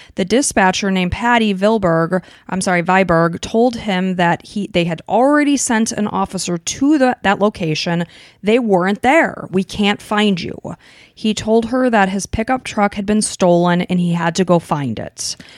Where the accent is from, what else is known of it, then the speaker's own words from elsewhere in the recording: Illinois, United States; we grew up in Illinois, and I went, we both went to Northern Illinois University.